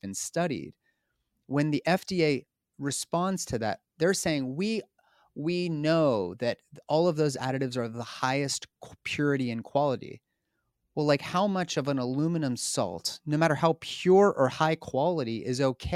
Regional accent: Pittsburgh, Pennsylvania, United States; There was like two grocery stores in Pittsburgh, my hometown

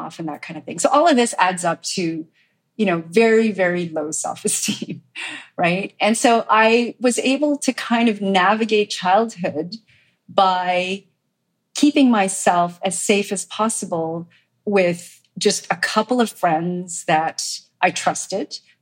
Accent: Montreal, Quebec, Canada; I grew up in Montreal, as you said, and, you know, my parents were immigrants from Korea

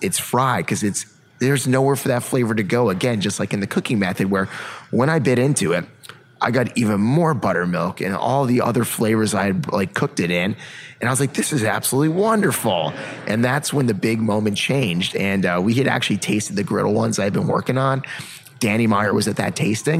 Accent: Connecticut, United States; where I grew up in Connecticut

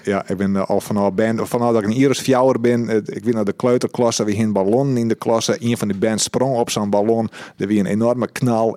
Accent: Netherlands; en dan kom ik uit Husterveen

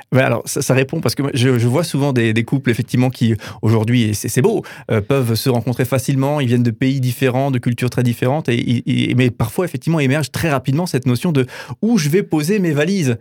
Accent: France; en tant que Français

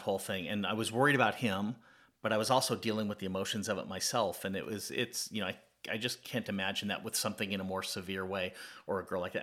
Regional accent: California, United States; now in Atlanta, United States; I grew up in California, not far from where you grew up

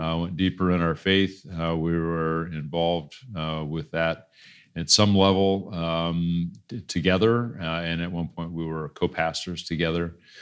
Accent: Des Moines, Iowa, United States; moved away as an adult; also born or lived in Cleveland / Boston / California; born and raised in Des Moines

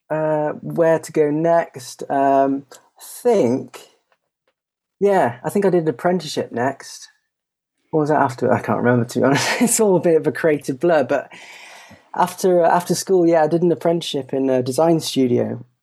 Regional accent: Belgium; I grew up in Belgium from uh, I think the age of about uh, seven or eight

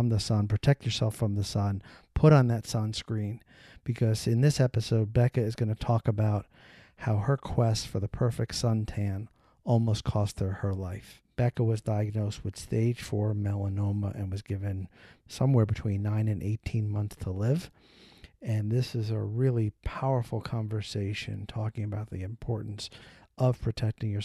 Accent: New York, United States; You're in New York, which is my hometown

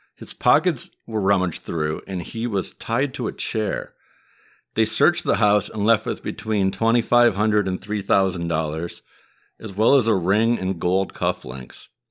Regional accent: Midwest, United States; accent: Midwest; my Midwest accent

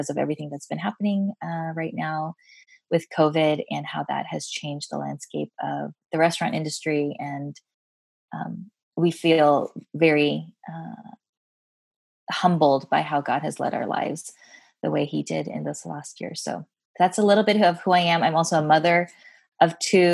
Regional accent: United States; I am Korean American, a second gen, meaning that my parents were the immigrants

